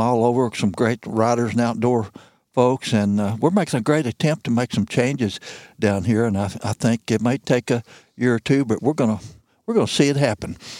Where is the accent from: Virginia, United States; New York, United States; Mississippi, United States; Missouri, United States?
Missouri, United States; Missouri Bootheel, United States; moved away as an adult; also born or lived in Ozarks, Missouri; now in Shannon County, Missouri, United States; And I was from the Missouri Boot Hill.